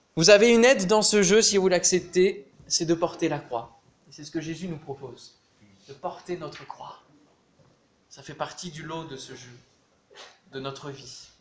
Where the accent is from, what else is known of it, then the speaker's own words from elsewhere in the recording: Normandy, France; dans le village en, Normandie, puisqu'on est normand